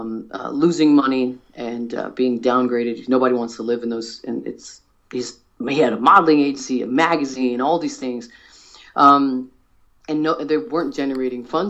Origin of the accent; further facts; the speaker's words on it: United States; As an American